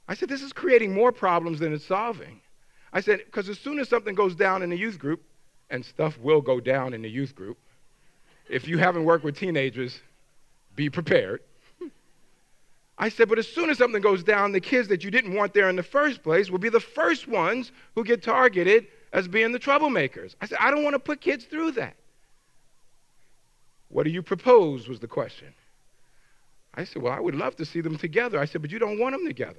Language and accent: English; New York, United States; moved away as an adult; also born or lived in Washington, D.C.; now in Minnesota, United States; I'm a New Yorker. I didn't mention that. I'm a New Yorker who lives in Minnesota